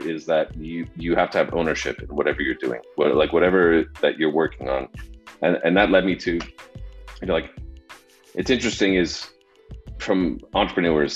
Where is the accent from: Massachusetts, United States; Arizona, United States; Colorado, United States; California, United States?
Colorado, United States; Denver; now in Austin, United States; was born and raised in the Denver area uh, in Colorado